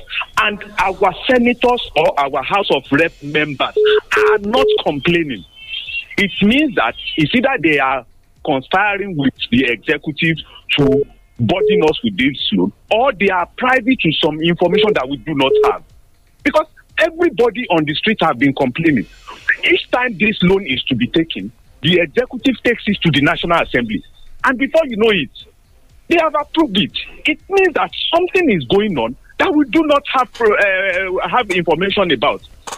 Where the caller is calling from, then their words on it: Abeokuta, Ogun State, Nigeria; I'm calling from Abeokuta this morning.